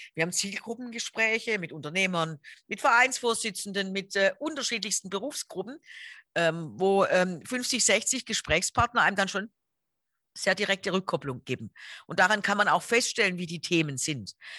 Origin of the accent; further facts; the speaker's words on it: Stuttgart, Baden-Württemberg, Germany; Ich bin ähm, in Stuttgart geboren